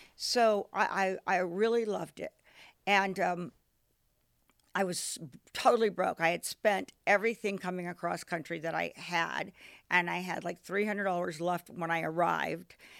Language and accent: English; Washington, District of Columbia, United States; moved away; I'm from Washington D.C.